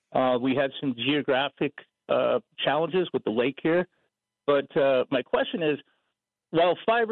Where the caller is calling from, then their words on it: New Town, North Dakota, United States; I'm calling from Fort Berthold.